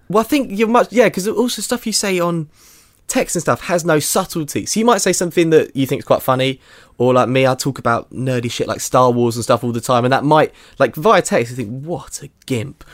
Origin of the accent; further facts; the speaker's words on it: England, United Kingdom; I'm sort of quite English